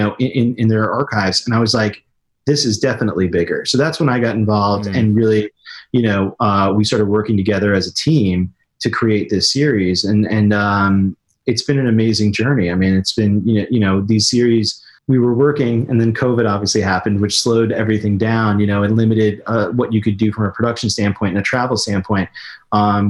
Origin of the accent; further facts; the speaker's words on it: Raleigh, North Carolina, United States; moved away as an adult; also born or lived in New York; I grew up in Raleigh, North Carolina